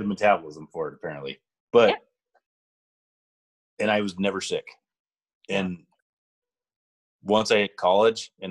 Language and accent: English; the Valley, Montana, United States; there were probably 6 or 7 dairies when I was growing up in the Valley, and we had a dairy farm from the time I was 9 until I was 18.